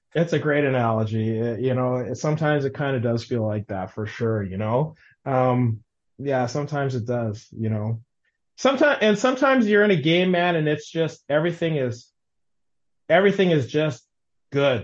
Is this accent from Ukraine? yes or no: no; Winnipeg, Manitoba, Canada; I grew up in Waverly Heights.